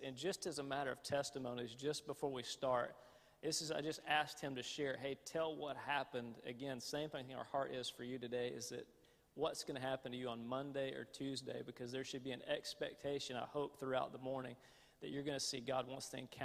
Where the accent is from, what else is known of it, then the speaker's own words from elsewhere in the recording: the American South, United States; accent: southern; the more tired I get, the more my southern accent gets more accented